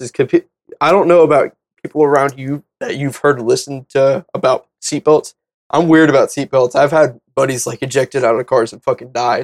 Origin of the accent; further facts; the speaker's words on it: the South, United States; growing up in the South, I really had hardcore, like, Christian parents